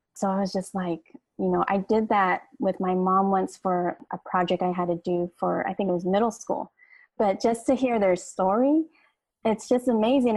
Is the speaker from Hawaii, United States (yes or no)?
yes; Hawaii, United States; my grandmother, my mom, and then all our siblings were all born in Hawaii, but we're all of Filipino descent